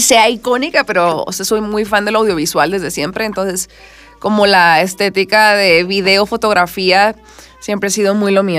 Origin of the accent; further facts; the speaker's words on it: Culiacán, Sinaloa, Mexico; now in Mexico City, Mexico; yo soy de Culiacán